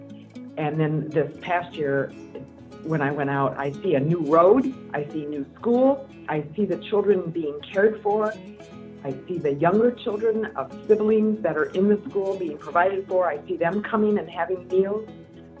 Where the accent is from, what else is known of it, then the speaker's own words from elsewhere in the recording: Midwest, United States; I grew up in the Midwest